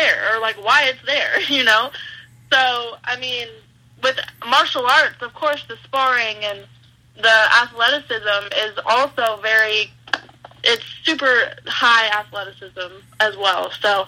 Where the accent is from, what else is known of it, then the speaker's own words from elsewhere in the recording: California, United States; growing up in California